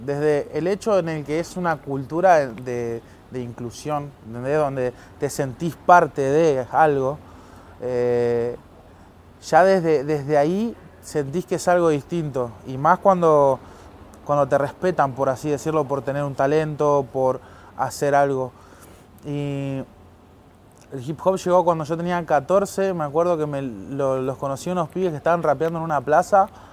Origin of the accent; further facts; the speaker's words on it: Merlo, Buenos Aires Province, Argentina; nací en Pontevedra, Merlo, zona oeste de Gran Buenos Aires